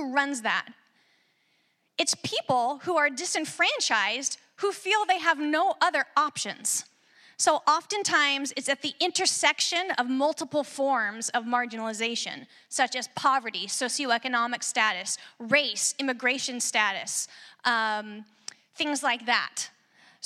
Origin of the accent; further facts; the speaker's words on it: Sequim, Washington, United States; now in Salem, United States; I'm originally from Washington, from Squim, Washington, out on the Olympic Peninsula.